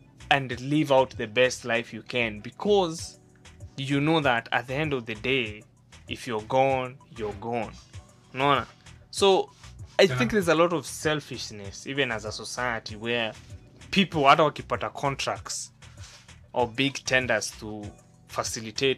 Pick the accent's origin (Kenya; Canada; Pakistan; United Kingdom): Kenya; Central Province; I come from Central, so the people that I am around are mostly the people from the tribe people from, I mean, the Kikuyus and all those people from Central